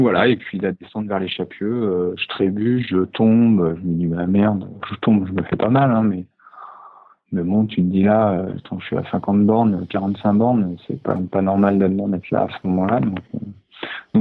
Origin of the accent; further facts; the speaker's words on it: Annecy, Auvergne-Rhône-Alpes, France; moved away as an adult; also born or lived in Paris; Le fait de revenir aussi sur les de lac d'Annecy, ça m'a permis de, me reconnecter à, la nature qui m'a eu grandir